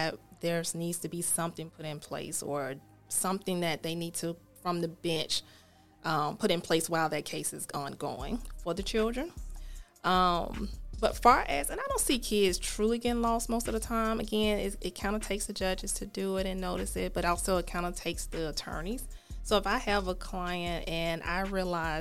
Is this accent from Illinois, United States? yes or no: no; Birmingham, Alabama, United States; also born or lived in Montevallo, Alabama; I am from Ensley, went to Montevallo, Miles Law School